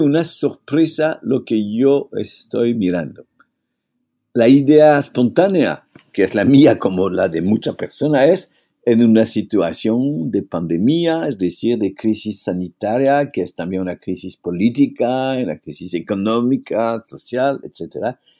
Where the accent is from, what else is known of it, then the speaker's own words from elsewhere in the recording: France; Spanish is a second language; en mi país